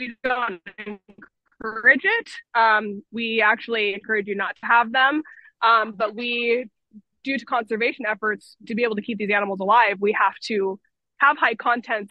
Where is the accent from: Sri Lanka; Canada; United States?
United States; Anacortes, Washington; I've been here my whole life in Anacortes